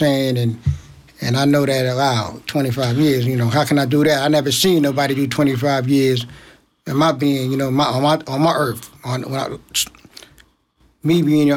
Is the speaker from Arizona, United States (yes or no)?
no; Brooklyn, New York, United States; also born or lived in Long Island; I was born and raised in Brooklyn